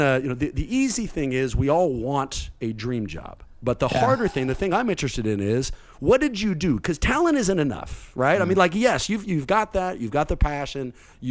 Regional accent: East Bay, California, United States; I'm from the East Bay

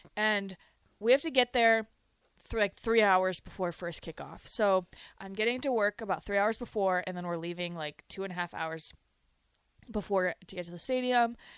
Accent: Rapid City, South Dakota, United States; born or raised there

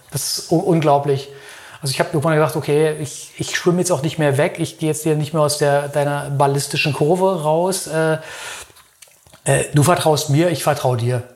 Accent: Berlin, Germany; now in Lörrach, Germany; Ich komme eigentlich aus Berlin

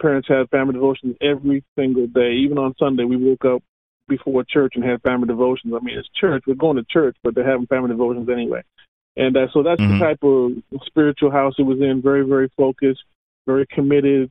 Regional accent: Canada; moved away as an adult; also born or lived in Antigua / Dallas, Texas; now in Atlanta, United States; I was born in Antigua, and we migrated to North America when I was 3 years old. And so I grew up in Canada

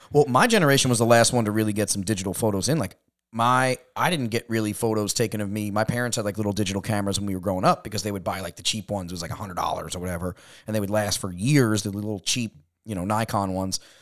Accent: New York, United States; moved away as an adult; also born or lived in California; we're from New York

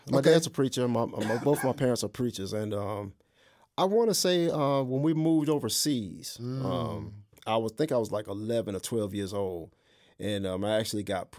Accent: Fayetteville, North Carolina, United States; Of course, I'm from Fayetteville, North Carolina. I grew up in Parks Chapel, Freewill Baptist Church.

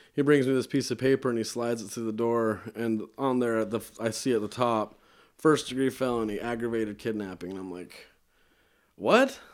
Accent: Bear Lake, Idaho, United States; also born or lived in Logan, Utah; now in Utah, United States; I was born in Logan and I was raised in, uh, Bear Lake, Idaho

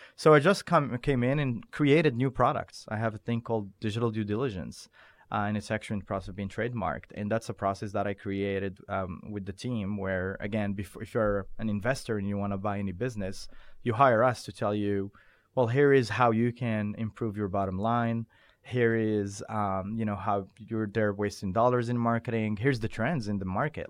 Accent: Morocco; also born or lived in Doha, Qatar; now in United States; I was born and raised in Morocco

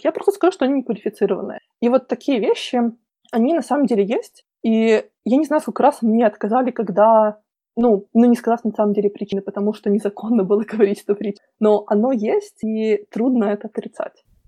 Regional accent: Belarus; moved away as an adult; also born or lived in Minsk; now in London, United Kingdom; я сама и родом из Беларуси

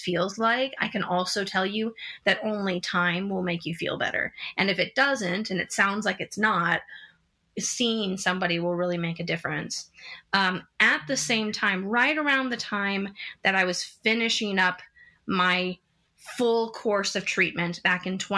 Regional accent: San Diego, California, United States; moved away as an adult; also born or lived in Los Angeles; now in New York City, United States; I grew up in San Diego, went to school in Los Angeles, then worked on the West Coast quite a bit before moving to New York City in 2005.

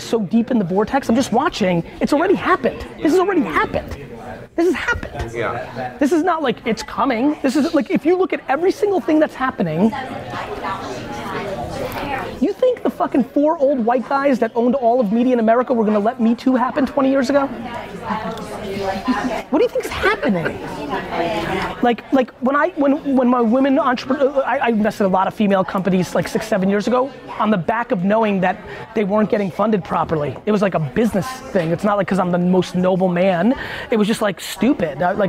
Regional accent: Edison, New Jersey, United States; born or raised there

